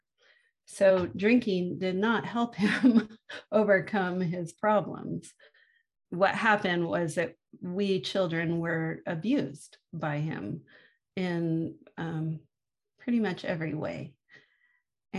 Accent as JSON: {"language": "English", "town": "San Francisco", "region": "California", "country": "United States", "tie": "born or raised there", "said": "I was born in San Francisco in the mid-1960s and lived in the Haight-Ashbury district"}